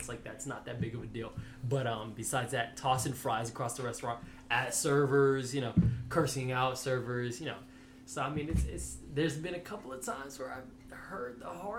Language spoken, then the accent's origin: English; Jacksonville, Florida, United States; Here all 20 years of my life.